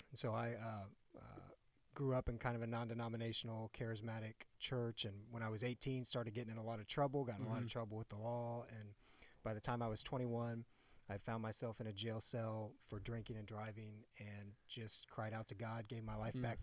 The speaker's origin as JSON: {"language": "English", "town": "Indianapolis", "region": "Indiana", "country": "United States", "tie": "born or raised there", "said": "born and raised here in Indianapolis"}